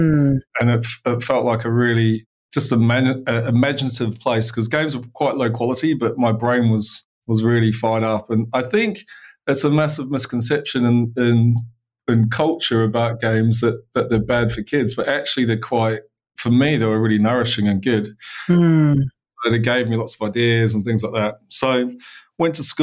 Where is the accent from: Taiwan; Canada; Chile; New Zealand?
New Zealand; Christchurch, Canterbury; now in United Kingdom; So I was born in Christchurch, New Zealand, a long time ago, 1975.